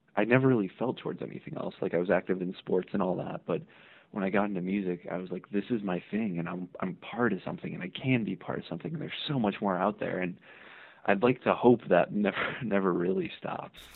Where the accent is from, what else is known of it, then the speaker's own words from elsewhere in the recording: Hammond, Indiana, United States; I'm originally from Northwest Indiana, uh, a city called Hammond. It's just next door to Gary, and that's kind of where I grew up